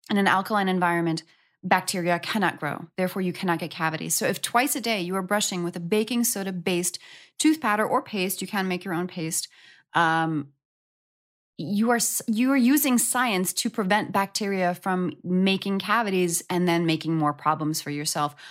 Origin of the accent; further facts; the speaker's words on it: New York, United States; moved away; I'm from New York. and my good girlfriend from high school back in New York